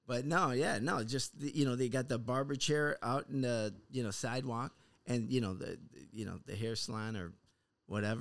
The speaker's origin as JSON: {"language": "English", "town": "Chicago", "region": "Illinois", "country": "United States", "moved": "yes", "lives_now": "Los Angeles, United States", "said": "I'm from Chicago"}